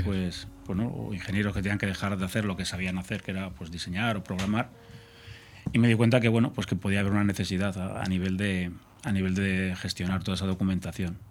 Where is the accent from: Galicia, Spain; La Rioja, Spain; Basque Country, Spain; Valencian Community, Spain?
La Rioja, Spain; yo soy riojano